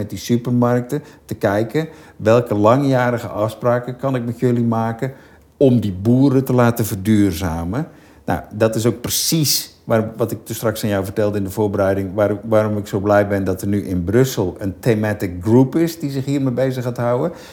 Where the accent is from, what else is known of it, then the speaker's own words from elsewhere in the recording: Rotterdam, South Holland, Netherlands; Ik kom van Katendrecht, hebben we op Laan op Zuid hebben we een Albert Heijn.